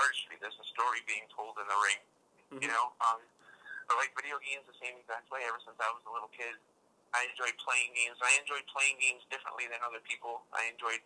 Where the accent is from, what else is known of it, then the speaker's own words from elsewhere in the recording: New York City, New York, United States; I'm a Brooklyn guy, born and raised.